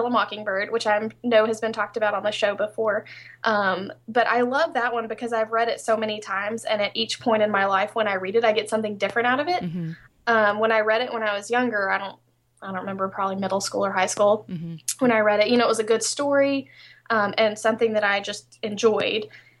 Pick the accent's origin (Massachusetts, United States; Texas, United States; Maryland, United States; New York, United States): Texas, United States; born there; now in Shreveport, United States; I do criminal defense work in Shreveport, Louisiana. I was born in Texas, but I moved here to Shreveport, so that's kind of what I do.